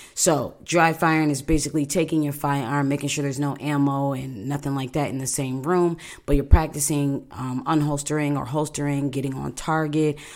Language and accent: English; Buffalo, New York, United States; moved away; I'm from Buffalo, New York